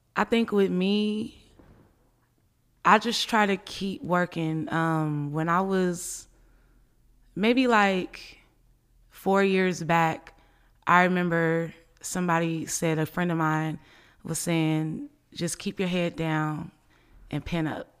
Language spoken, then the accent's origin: English; Richmond, California, United States; also born or lived in Oakland, California; I was born in Oakland, California, but I was raised in Richmond, California